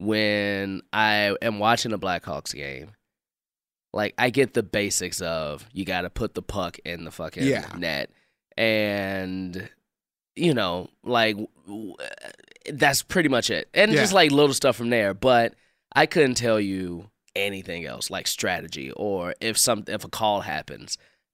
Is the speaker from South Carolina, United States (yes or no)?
no; Chicago, Illinois, United States; born or raised there